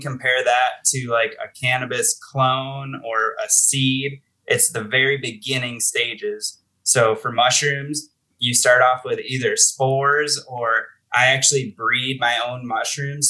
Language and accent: English; Buffalo, New York, United States; moved away as an adult; now in Colorado, United States; I'm originally from Buffalo, New York.